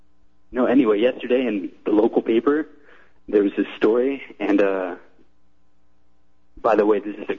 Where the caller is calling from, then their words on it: Iowa City, Iowa, United States; I'm calling from Iowa City, the former abortion capital of the United States.